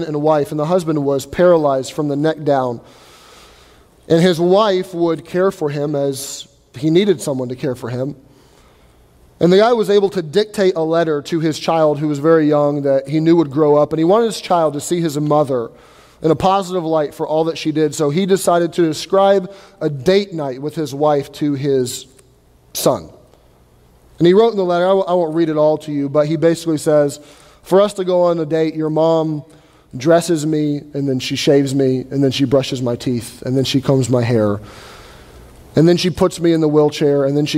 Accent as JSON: {"language": "English", "country": "United States", "said": "we're Americans"}